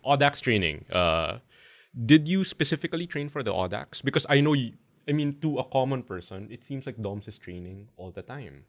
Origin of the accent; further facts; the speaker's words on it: Zambales, Central Luzon, Philippines; I'm from Zambales